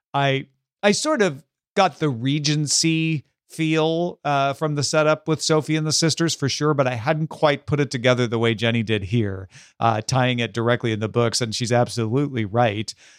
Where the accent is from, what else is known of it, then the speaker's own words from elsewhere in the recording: Southern Illinois, United States; now in Los Angeles, United States; I come from Southern Illinois, from a small town, I still have family there